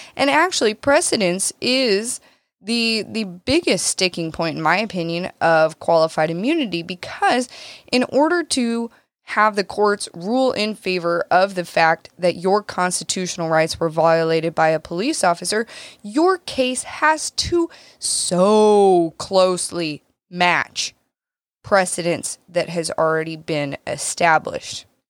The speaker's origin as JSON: {"language": "English", "country": "United States", "said": "as an American citizen"}